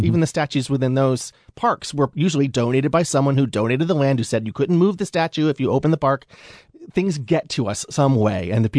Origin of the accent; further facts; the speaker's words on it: Georgia, United States; If you drive through the American South, and I'm from Georgia, by the way, since the 1700s, my family goes way back.